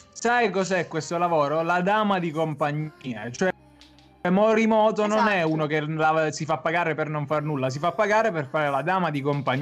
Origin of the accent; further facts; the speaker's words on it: Pertosa, Campania, Italy; C'è un piatto assurdo che si fa solo nel mio paesino, Pertosa